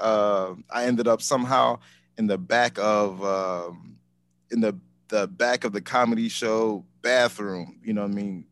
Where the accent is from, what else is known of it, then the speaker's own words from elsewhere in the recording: Chicago, Illinois, United States; moved away as an adult; also born or lived in Seattle; I'm home. I'm from Chicago